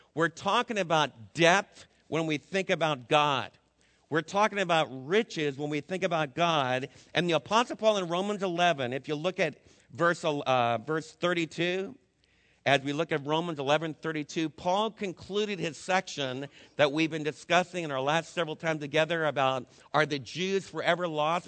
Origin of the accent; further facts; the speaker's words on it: Florida, United States; also born or lived in Scrun Lake; now in Texas, United States; As a little kid growing up in Florida, when I was in high school, I used to go down to Fort Lauderdale on my breaks